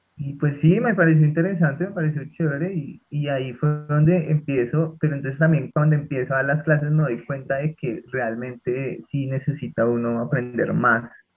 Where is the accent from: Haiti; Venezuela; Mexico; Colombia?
Colombia; Bogotá; siendo bogotano